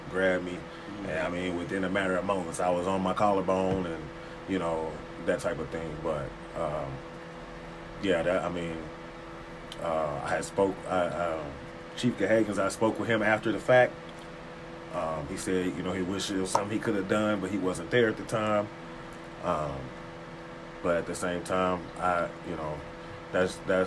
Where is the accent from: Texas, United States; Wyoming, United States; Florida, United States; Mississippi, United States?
Texas, United States; now in Arkansas, United States; I'm from Texas